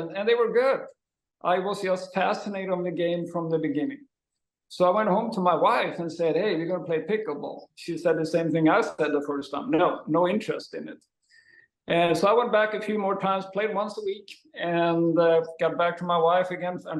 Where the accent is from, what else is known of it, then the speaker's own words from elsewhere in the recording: Sweden; now in Huntington Beach, United States; I am from Sweden and grew up there